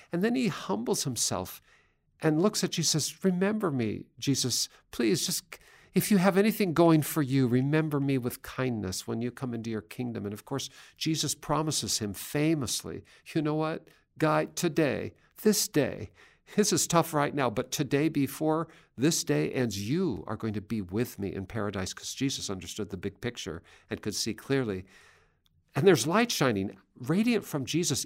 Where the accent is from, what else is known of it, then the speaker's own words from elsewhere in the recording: Seattle, Washington, United States; my hometown of Seattle